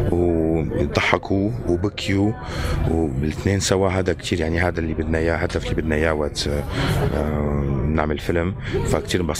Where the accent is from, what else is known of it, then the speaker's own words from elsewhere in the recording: Syria; moved away; فمشان هيك نحن طلعنا كمان من سوريا مشان نحسن نشتغل المهنه